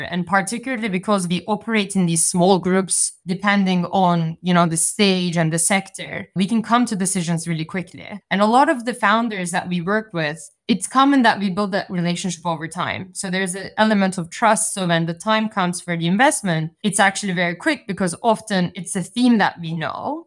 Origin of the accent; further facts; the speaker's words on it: Turkey; moved away; I'm, I'm originally from Turkey